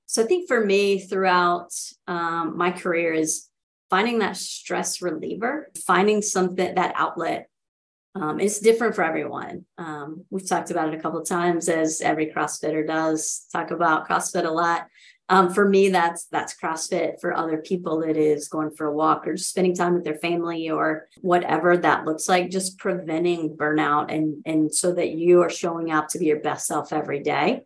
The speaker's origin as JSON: {"language": "English", "town": "Rock Hill", "region": "South Carolina", "country": "United States", "tie": "born or raised there", "moved": "yes", "lives_now": "Nashville, United States", "said": "I grew up in in Rock Hill, South Carolina"}